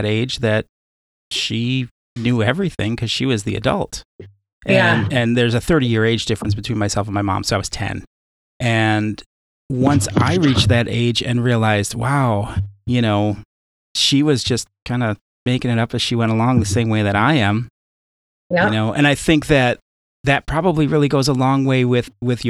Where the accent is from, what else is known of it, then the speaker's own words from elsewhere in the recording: Chicago, Illinois, United States; I grew up in Chicago